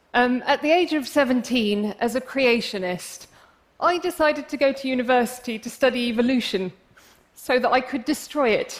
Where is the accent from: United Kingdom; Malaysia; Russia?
United Kingdom; England; I'm English, as you can probably tell from my accent, but I'm actually of Arab heritage